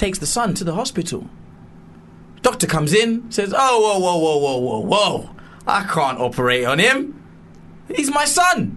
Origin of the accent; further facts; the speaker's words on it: London, United Kingdom; I'm from South